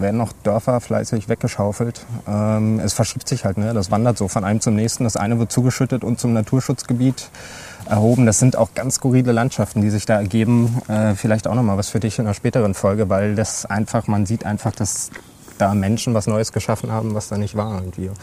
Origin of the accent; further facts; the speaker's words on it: Cottbus, Brandenburg, Germany; moved away as an adult; now in Hannover, Germany; ich komme aus Cottbus gebürtig